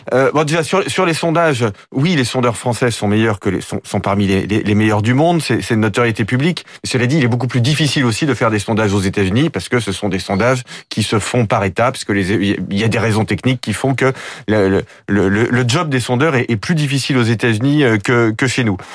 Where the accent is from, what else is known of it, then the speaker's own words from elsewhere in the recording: France; en tant que Français